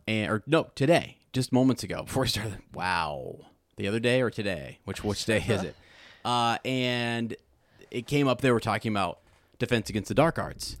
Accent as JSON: {"language": "English", "country": "United States", "said": "I'm an American"}